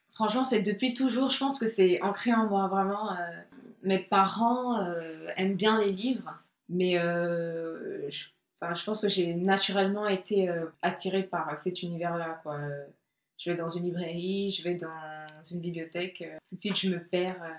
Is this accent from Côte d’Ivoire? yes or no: yes; Côte d’Ivoire; je suis née euh, en Côte d'Ivoire, j'ai grandi en Côte d'Ivoire